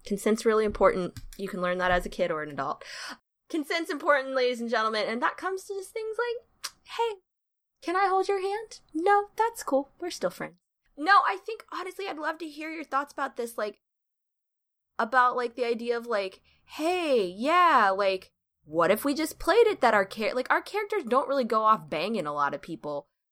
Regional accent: the South, United States; I am from the South

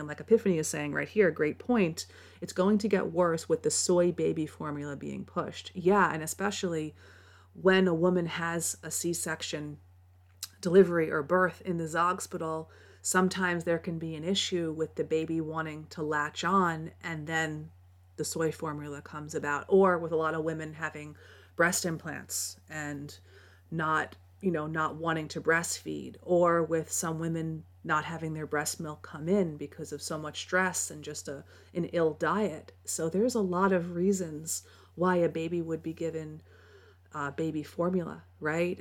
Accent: New York, United States; I grew up in New York

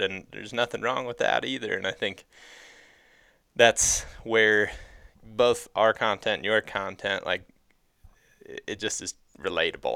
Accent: Ohio, United States; I grew up in Ohio

